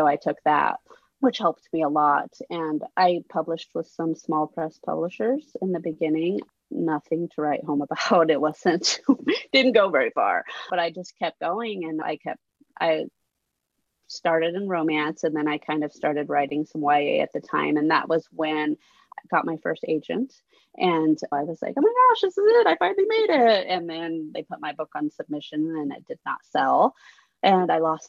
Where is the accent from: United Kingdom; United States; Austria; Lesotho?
United States; Oregon; moved away as an adult; also born or lived in Southern California; we moved from Oregon to California. And so I went from small town where I grew up and knew everyone